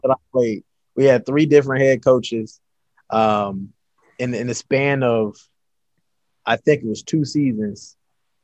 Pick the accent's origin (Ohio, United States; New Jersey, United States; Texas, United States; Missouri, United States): Missouri, United States; St. Louis; moved away; also born or lived in Delaware; I'm from St. Louis, Missouri